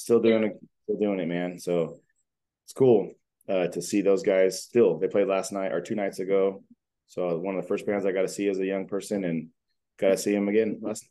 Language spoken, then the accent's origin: English; Tehachapi, California, United States; Growing up in Tehachapi, we didn't have a lot of shows here.